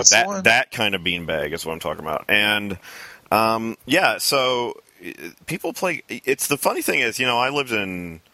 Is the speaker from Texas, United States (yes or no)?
no; South Bend, Indiana, United States; moved away as an adult; now in Lafayette, United States; because I was from South Bend, which is very different than really the rest of Indiana.